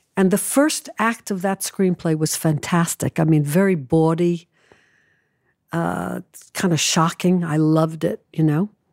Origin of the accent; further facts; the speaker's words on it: New York City, New York, United States; also born or lived in Manhattan, New York; I moved away from home when I was 16 from Brooklyn to New York